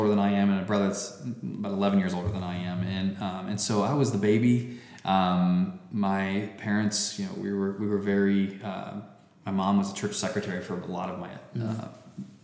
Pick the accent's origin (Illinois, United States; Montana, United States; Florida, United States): Florida, United States; Spring Hill; also born or lived in Clearwater, Florida; I grew up in a little town called Spring Hill, Florida